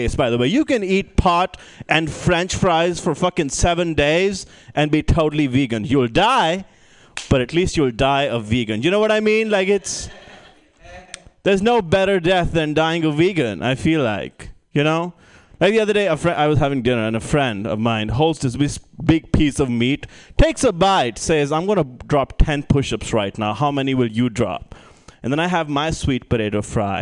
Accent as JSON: {"language": "English", "country": "India", "moved": "yes", "said": "I'm originally from India"}